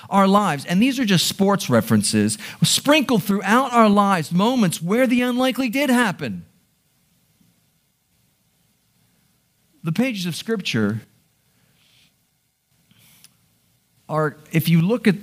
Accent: Baltimore, Maryland, United States; I'm a Baltimore boy. I born and raised in Baltimore

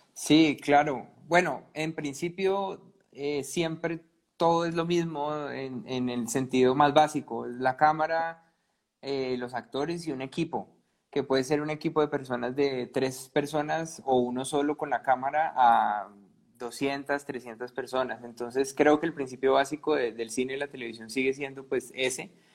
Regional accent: Cali, Valle del Cauca, Colombia; yo soy de Cali

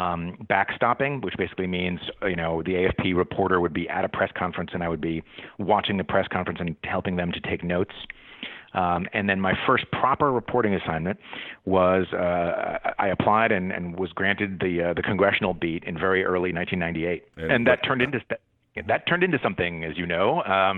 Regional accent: Paris, Île-de-France, France; also born or lived in Middlebury, Vermont, United States; I grew up half in Paris, half in Middlebury, Vermont, where my parents taught for about 30 years.

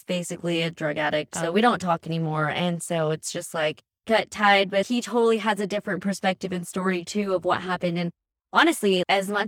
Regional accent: California, United States; also born or lived in Colorado; I was born in Colorado and then we split. I came to California with my mom

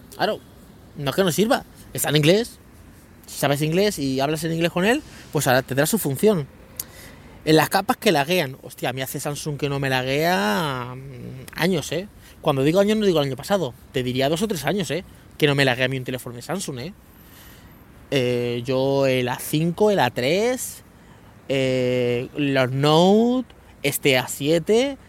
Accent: Leganés, Community of Madrid, Spain; moved away; also born or lived in Guadalupe; yo vivía en Leganés, en San Nicasio, en un barrio de, Leganés, que a mí me encanta, yo soy amante de San Nicasio, o sea, es mi barrio, es de toda la vida, he estado 15 años allí

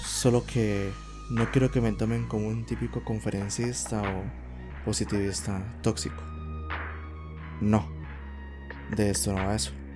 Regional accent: Costa Rica; aquí en mi país, que es Costa Rica

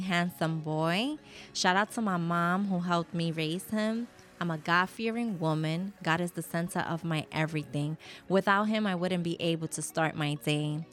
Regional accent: New York City, New York, United States; a Puerto Rican Latina born and raised in the Bronx

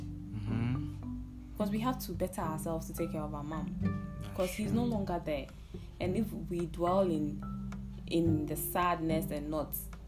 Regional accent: Ghana; I'm from Ghana

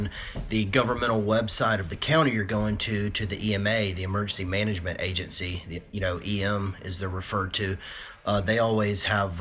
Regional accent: Daytona Beach, Florida, United States; growing up in Daytona

